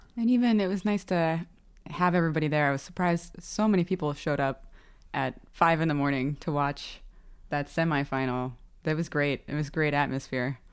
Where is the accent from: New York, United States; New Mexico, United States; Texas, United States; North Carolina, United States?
New York, United States; both my mother and father are Welsh, and we were all born here, so I'm American.